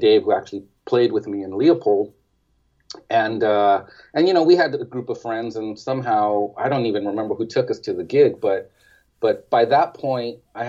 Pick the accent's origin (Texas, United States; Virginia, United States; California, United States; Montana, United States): California, United States; East Los Angeles; I grew up in East Los Angeles